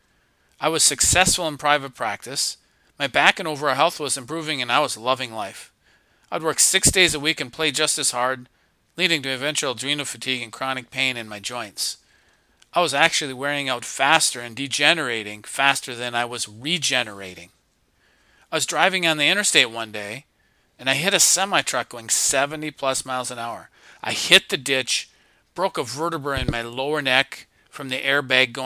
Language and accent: English; Minnesota, United States; I grew up in Minnesota on a lake, played sports, fished a lot, just had a lot of fun, no worries